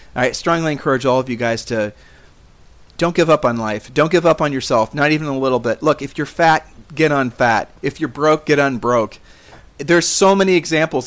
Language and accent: English; Columbus, Ohio, United States; moved away; we grew up in Columbus, Ohio